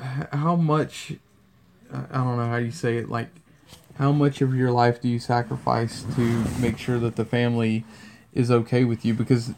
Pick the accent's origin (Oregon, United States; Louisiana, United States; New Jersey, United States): Louisiana, United States; by the way we're from the south. I'm from Louisiana.